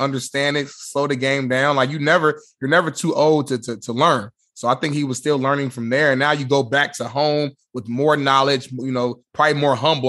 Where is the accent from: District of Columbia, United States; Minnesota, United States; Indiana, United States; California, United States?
Indiana, United States; Indianapolis; I'm from Naptown.